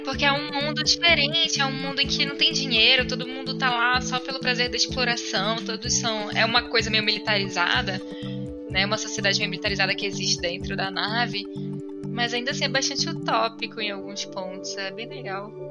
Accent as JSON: {"language": "Portuguese", "town": "Manaus", "region": "Amazonas", "country": "Brazil", "tie": "born or raised there", "also_born_or_lived": "São Paulo", "moved": "as an adult", "lives_now": "Belo Horizonte, Brazil", "said": "eu nasci em Manaus e eu Estudei minha vida toda e me formei lá em direito e saí de lá com acho que cerca de 22 anos assim."}